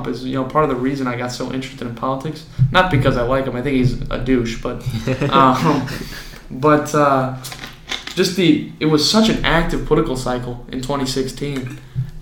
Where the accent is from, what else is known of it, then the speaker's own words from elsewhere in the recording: Oswego, United States; So we're all from Oswego, went to the same high school